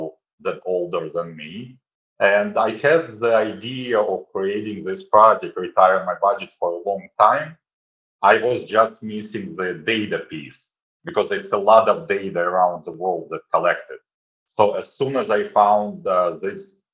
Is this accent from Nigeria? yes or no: no; Kyiv, Ukraine; moved away; also born or lived in Israel / Thailand / China / Hong Kong; I'm originally from Kyiv, Ukraine. I was born in Kyiv, Ukraine.